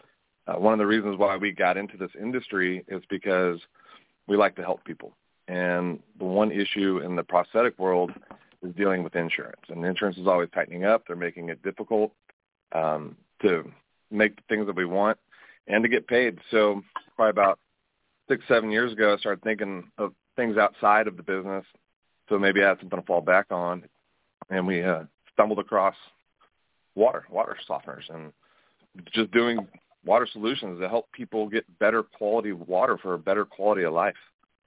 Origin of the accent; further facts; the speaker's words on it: Houston, Texas, United States; also born or lived in Richmond, Texas; And we're from Houston. We live in Richmond.